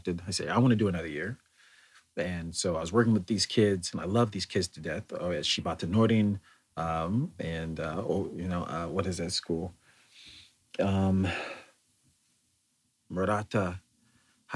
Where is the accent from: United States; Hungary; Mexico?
United States; as an American having lived here and then traveled over there